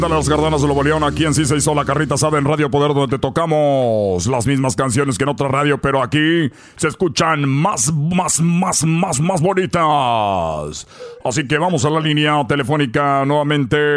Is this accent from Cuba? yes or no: yes; Cuba; now in Los Angeles, United States; yo soy de Cuba, pero yo vivo aquí en Los Ángeles, chico.